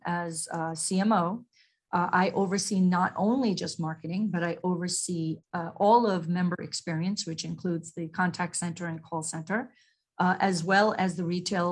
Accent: New York, United States; also born or lived in Mumbai, India / Long Island, New York; growing up in Queens, New York

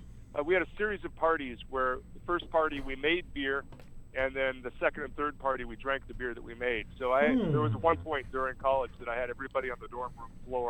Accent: Pacific Northwest, United States; I grew up in the Pacific Northwest.

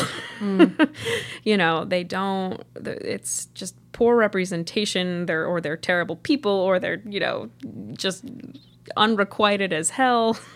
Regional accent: upstate New York, United States; did a show at a tiny theater in my hometown when I was probably in middle school

